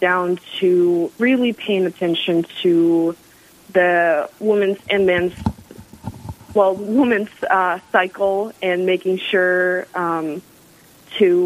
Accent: Russia; moved away as an adult; now in South Dakota, United States; I'm originally from Russia, but in August will be 10 years since I moved to America.

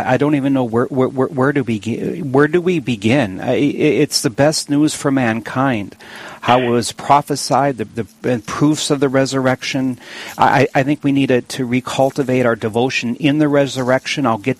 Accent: Williston, North Dakota, United States; my hometown, yes. Williston.

